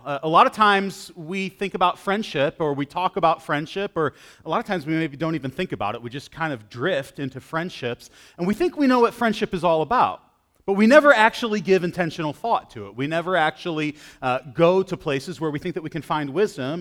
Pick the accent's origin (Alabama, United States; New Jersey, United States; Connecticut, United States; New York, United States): New York, United States; Western; I grew up in Western New York